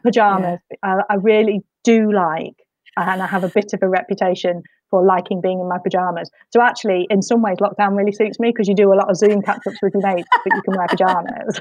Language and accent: English; Midlands, United Kingdom; now in Whitley Bay, United Kingdom; I grew up in the Midlands